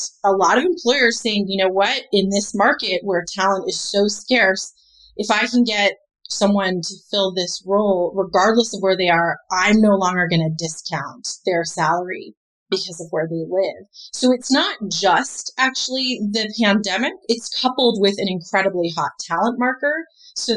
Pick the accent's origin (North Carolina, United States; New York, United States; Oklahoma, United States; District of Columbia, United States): District of Columbia, United States; Washington; also born or lived in Maryland; I grew up in Washington, D.C. and in Maryland